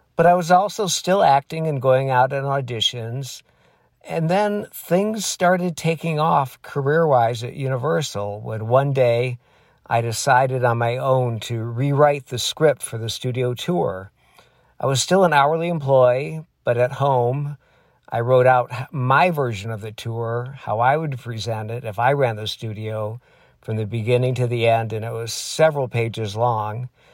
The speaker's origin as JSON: {"language": "English", "region": "Michigan", "country": "United States", "tie": "born or raised there", "moved": "as an adult", "said": "I grew up in Michigan"}